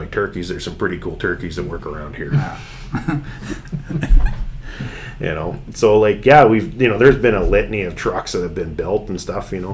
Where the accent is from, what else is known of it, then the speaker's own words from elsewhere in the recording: Northern Ontario, Canada; growing up in Northern Ontario, all I had was a satellite dish in the wintertime